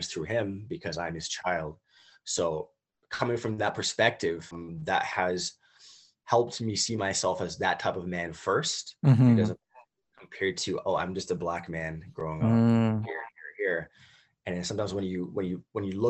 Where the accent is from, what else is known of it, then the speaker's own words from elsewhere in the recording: Toronto, Ontario, Canada; also born or lived in United States; growing up here in Toronto as a Canadian